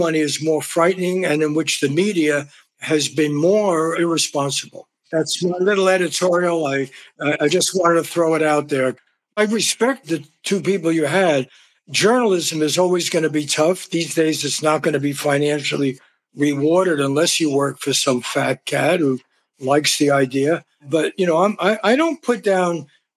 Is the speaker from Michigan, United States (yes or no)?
no; New York City, New York, United States; I grew up in New York City